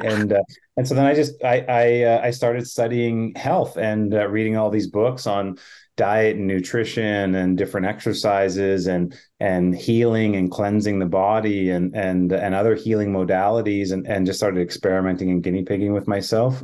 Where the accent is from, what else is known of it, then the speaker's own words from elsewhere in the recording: Manitoba, Canada; I'm a Canadian, uh, I grew up in Manitoba